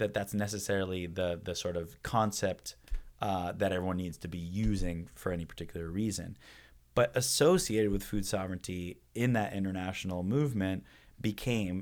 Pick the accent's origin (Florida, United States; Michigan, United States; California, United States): California, United States; San Francisco; also born or lived in The Hague, Netherlands; now in Berkeley, United States; Being born and raised in San Francisco, a pretty politically active family life